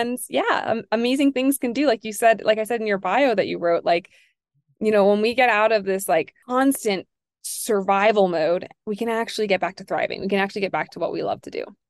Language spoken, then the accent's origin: English; New York, United States; I'm a New Yorker